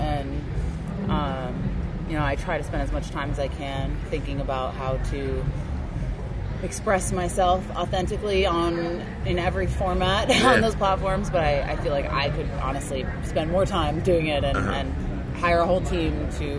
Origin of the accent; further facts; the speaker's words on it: Westchester County, New York, United States; moved away as an adult; also born or lived in Bronx, New York; now in Los Angeles, United States; I was born in the Bronx. Okay. And grew up in Westchester County. And came out to LA when I was 19, so going on 10 years now.